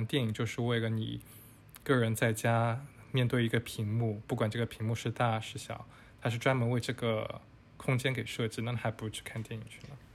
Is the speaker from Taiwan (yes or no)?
no; China; 我们中国人